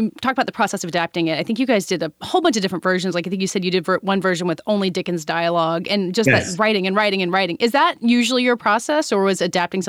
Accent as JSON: {"language": "English", "country": "United States", "said": "As an American"}